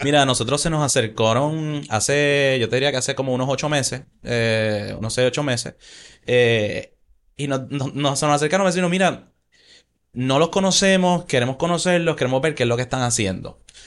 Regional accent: Puerto Rico; moved away; Cuando yo me mudé de Puerto Rico

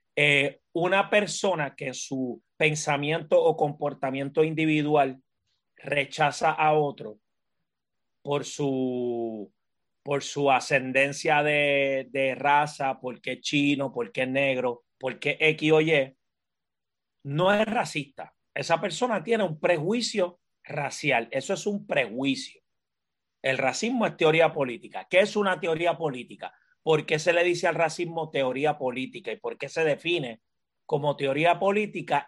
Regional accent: Puerto Rico; yo soy un, un, afrodescendiente o un afropuertorriqueño o un afroboricua, eh, como, como deseen llamarlo. En Arroyo Bichuera soy un puertorriqueño negro

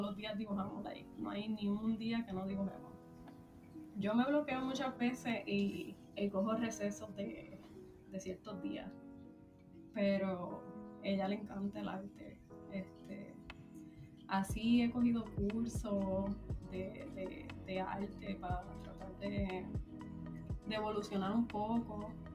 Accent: Puerto Rico; moved away as an adult; now in United States; pues soy de Puerto Rico, llevo viviendo en Estados Unidos en como aproximadamente siete años

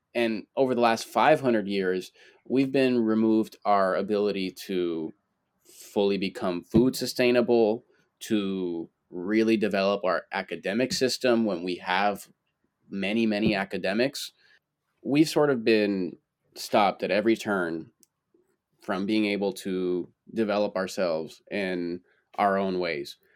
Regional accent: Florida, United States; first language Spanish; growing up in Florida, going to, like going to school

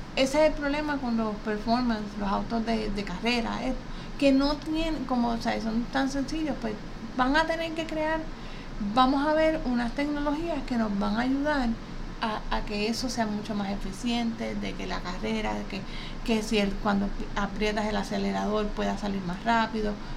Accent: Puerto Rico; nosotros aquí en Puerto Rico

